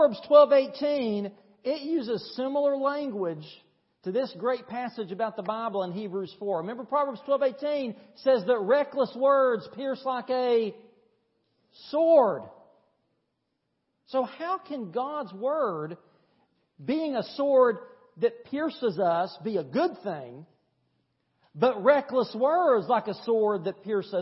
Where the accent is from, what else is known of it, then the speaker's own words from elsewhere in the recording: East Tennessee, United States; now in Thomson, United States; the little country church I grew up at in East Tennessee